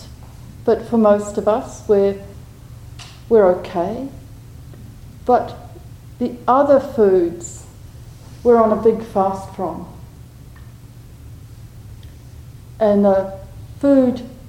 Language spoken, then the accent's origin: English; New Zealand; I'm a Kiwi, used to lots of space